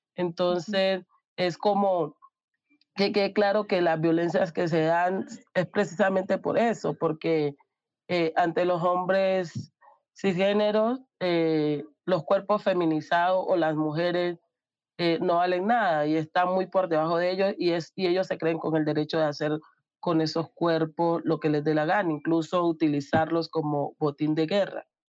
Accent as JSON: {"language": "Spanish", "region": "Amazonas", "country": "Colombia", "said": "Soy indígena del Amazonas"}